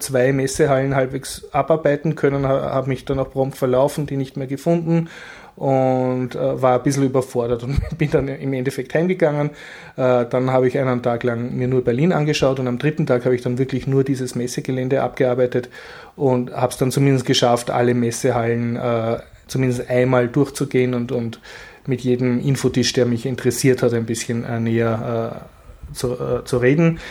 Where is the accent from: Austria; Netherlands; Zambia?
Austria; als Österreicher